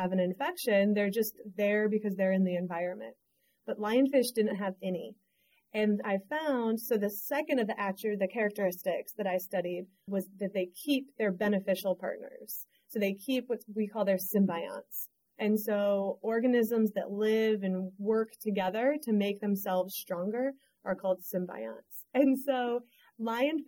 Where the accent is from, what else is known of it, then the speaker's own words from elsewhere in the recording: St. Louis, Missouri, United States; now in North Carolina, United States; I grew up in St. Louis, Missouri. So smack dab in the middle of the country